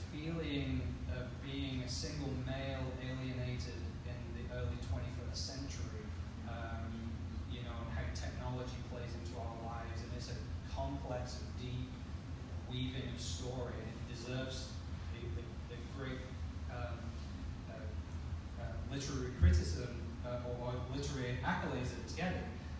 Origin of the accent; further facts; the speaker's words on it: United Kingdom; I'm British.